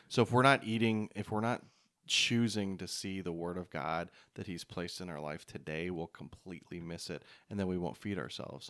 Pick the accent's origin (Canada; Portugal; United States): Canada; moved away; growing up in Canada